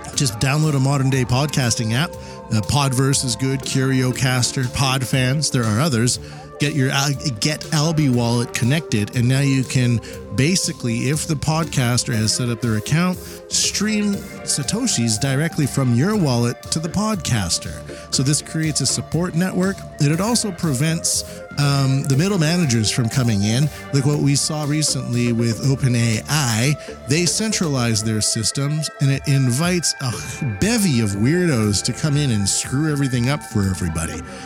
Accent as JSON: {"language": "English", "country": "Canada", "tie": "born or raised there", "moved": "yes", "lives_now": "Japan", "said": "I'm Canadian living in Japan"}